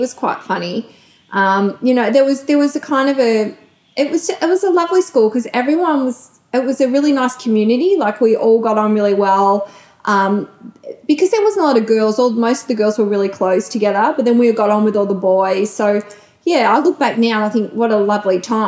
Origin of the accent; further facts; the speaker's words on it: Wantirna, Victoria, Australia; I lived in Wantirna